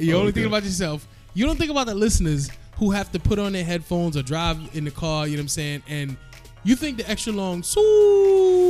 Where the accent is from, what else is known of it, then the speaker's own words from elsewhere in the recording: Guyana; Yes, I'm Guyanese.